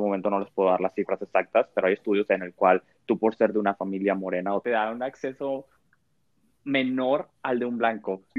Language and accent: Spanish; Mexico; como cultura mexicana